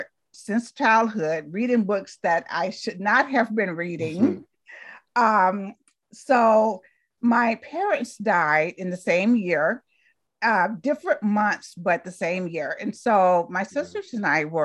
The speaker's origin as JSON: {"language": "English", "town": "Talladega", "region": "Alabama", "country": "United States", "tie": "born or raised there", "also_born_or_lived": "Berkeley, California", "moved": "as an adult", "said": "I was born in Talladega, Alabama"}